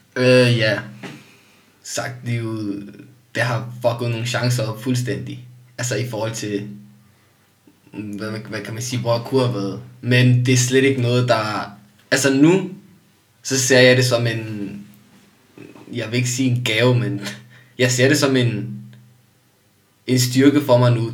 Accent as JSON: {"language": "Danish", "country": "Denmark", "tie": "born or raised there", "said": "jeg er også opvokset i et dansk samfund"}